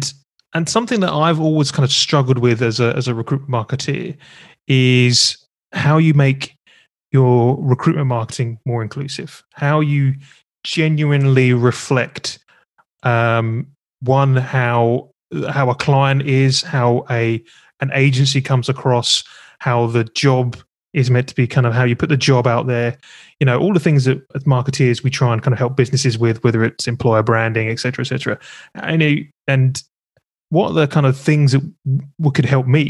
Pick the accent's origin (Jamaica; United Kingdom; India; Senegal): United Kingdom; As a Brit